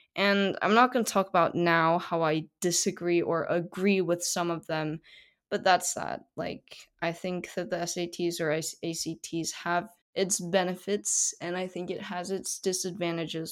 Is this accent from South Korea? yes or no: yes; South Korea; first language Korean; English is a second language; in South Korea, we have honorifics heavily ingrained in our language